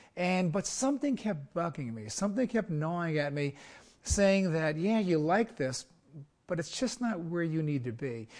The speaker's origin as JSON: {"language": "English", "town": "Brooklyn", "region": "New York", "country": "United States", "tie": "born or raised there", "also_born_or_lived": "Naples, Italy", "said": "I grew up in Brooklyn, New York. I was actually born in Naples, Italy"}